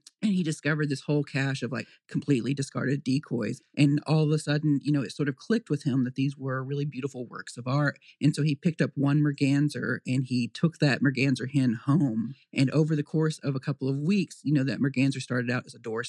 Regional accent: western Oklahoma, United States; moved away as an adult; also born or lived in Shamrock, Texas / New York / Washington, D.C. / Vermont; now in Shelburne, United States; I was born in Shamrock, Texas, about 7 miles from the western Oklahoma border. And I was born, raised in western Oklahoma and went to the University of Oklahoma for my undergrad.

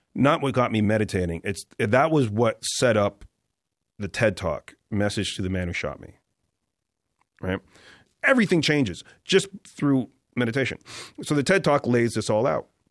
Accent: Toronto, Ontario, Canada; moved away as an adult; he and I were literally the only guys from Toronto in the States

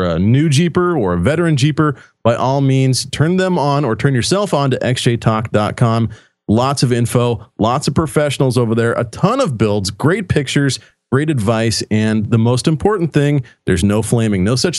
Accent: Pacific Northwest, United States; also born or lived in Oregon; I'm from the Pacific Northwest, guys, reside in Oregon.

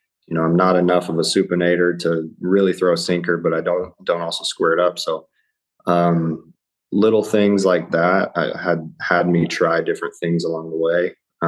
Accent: Ohio, United States; And, you know, I'm kind of from all over, but I did spend a lot of time growing up in Ohio.

